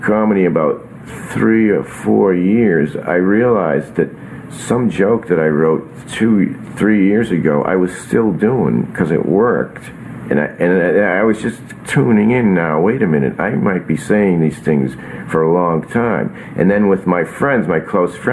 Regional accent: Burlington, Massachusetts, United States; I grew up in Burlington, Massachusetts, and we had a horse

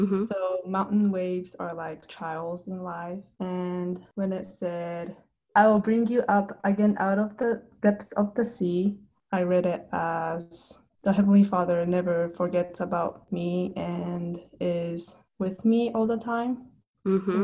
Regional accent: Japan; English is a second language; now in North Carolina, United States; I am from Japan. I live in North Carolina now

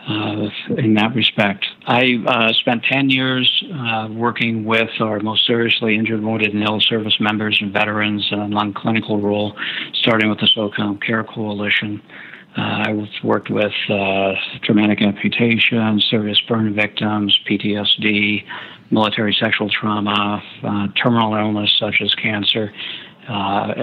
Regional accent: Fairbanks, Alaska, United States; I'm from Fairbanks, Alaska

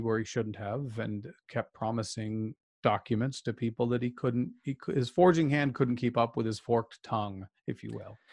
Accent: outside of Salt Lake City, Utah, United States; I was raised outside of Salt Lake as a child

